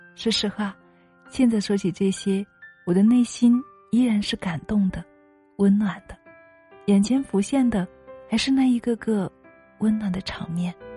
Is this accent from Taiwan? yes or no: no; Leiyang, Hunan, China; 我说生在湖南耒阳一个普通的小山村里，父母都是普通的农民，家境也是普通的